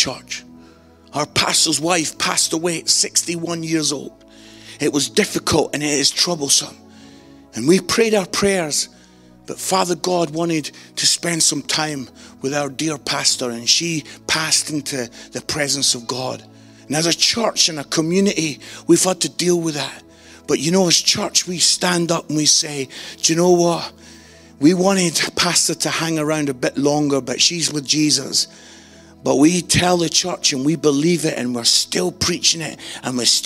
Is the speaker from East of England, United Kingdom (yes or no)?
no; Scotland, United Kingdom; I'm Scottish